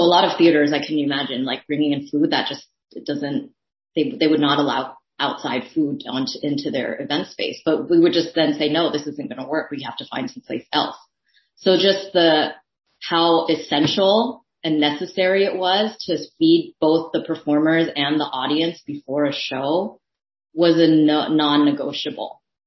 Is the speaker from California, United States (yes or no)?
yes; San Francisco, California, United States; first language Thai; English is a second language; also born or lived in Daly City; it was in my hometown